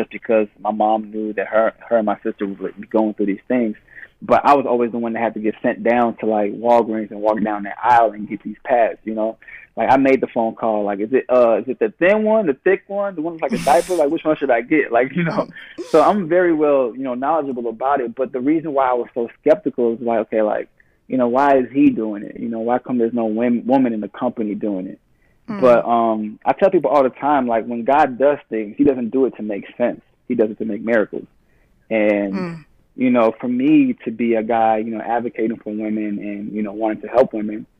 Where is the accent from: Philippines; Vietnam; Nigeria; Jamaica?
Nigeria; Being Nigerian, you know, like, we automatically have, like, thick, coarse hair.